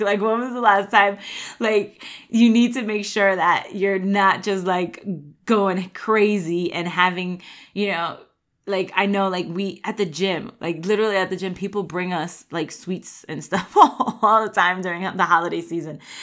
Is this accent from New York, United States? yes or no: yes; New York, United States; I grew up in New York